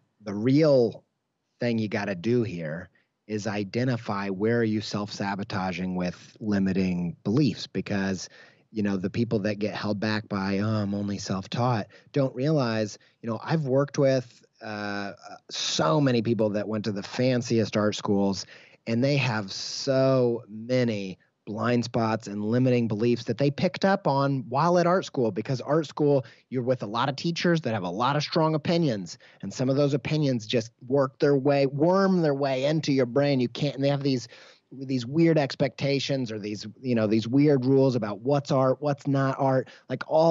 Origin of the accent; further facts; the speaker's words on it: Midwest, United States; I grew up in the Midwest